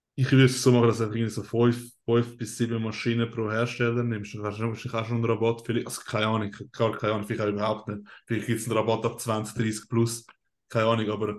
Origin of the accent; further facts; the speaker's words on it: Switzerland; first language Swiss German; German is a second language; als Schweizer, wenn du einen recht starken Akzent hast